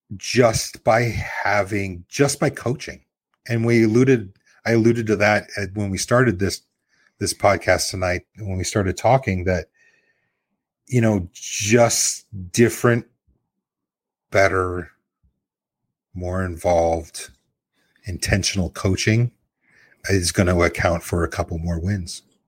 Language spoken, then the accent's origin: English; Nebraska, United States; I'm born and bred in Nebraska